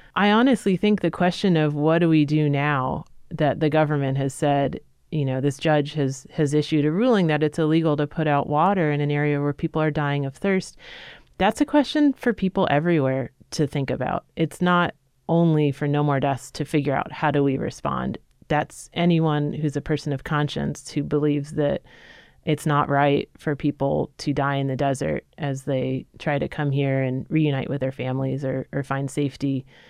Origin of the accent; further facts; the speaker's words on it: New York City, New York, United States; moved away; I'm originally a New Yorker, grew up, you know, knowing that I was in a city